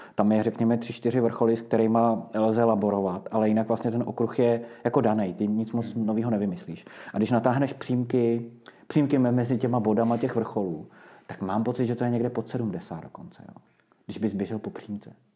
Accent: Prague, Czechia; moved away as an adult; now in Lusatian Mountains, Czech Republic; my jsme Pražáci původně

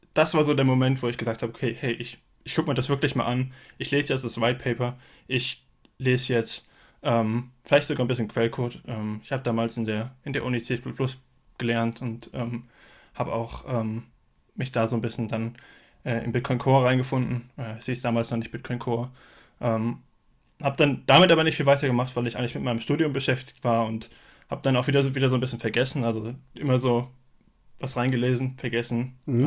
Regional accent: Frankfurt, Hesse, Germany; ich komme aus dem Raum Frankfurt

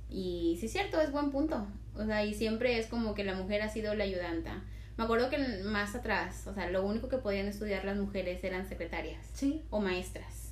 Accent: Tamaulipas, Mexico; nosotros somos del norte, somos de Tamaulipas

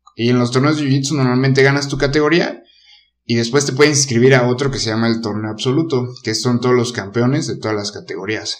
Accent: Querétaro, Mexico; soy queretano desde siempre

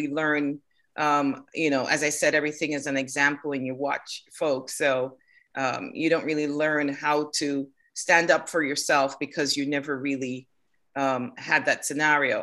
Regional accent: Kingston, Saint Andrew, Jamaica; now in Norcross, United States; I was born in Jamaica in Kingston, St. Andrew

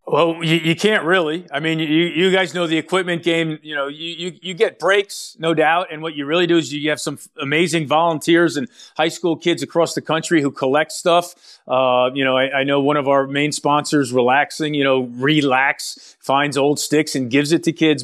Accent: New York City, New York, United States; also born or lived in Pottstown, Pennsylvania; I'm a native New Yorker. I grew up in Manhattan

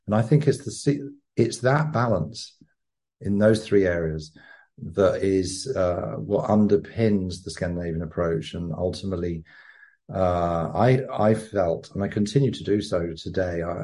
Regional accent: England, United Kingdom; moved away; also born or lived in London / Sydney / Copenhagen / Stockholm; I'm an Englishman who once was an enthusiastic corporate capitalist working in advertising and branding agencies in London, Sydney, Copenhagen and Stockholm

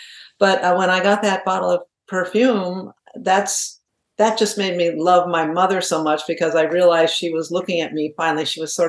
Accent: New England, United States; born there; But I was born in New England, and my father was a very successful corporate exec, and we moved a lot.

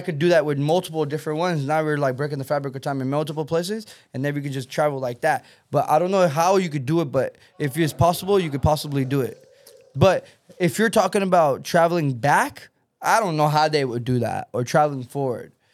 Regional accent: Texas, United States; now in California, United States; I come from Texas

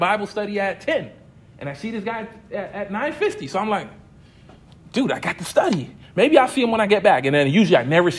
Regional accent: United States; growing up in the States

